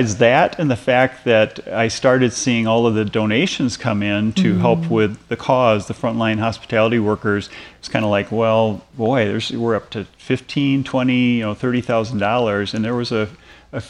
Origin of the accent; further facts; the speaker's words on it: Minnesota, United States; moved away; I'm from Minnesota originally, and my Viking blood does not handle that warm weather well